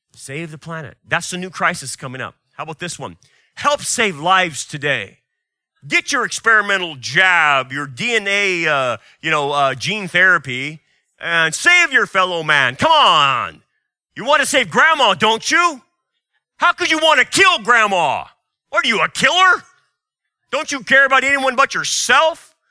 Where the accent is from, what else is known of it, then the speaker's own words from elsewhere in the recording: United States; As an American and as a biblicist, as a Christian